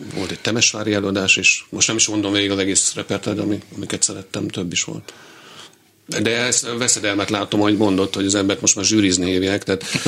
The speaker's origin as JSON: {"language": "Hungarian", "country": "Hungary", "also_born_or_lived": "Vienna / Berlin / Paris", "said": "magyar vagyok"}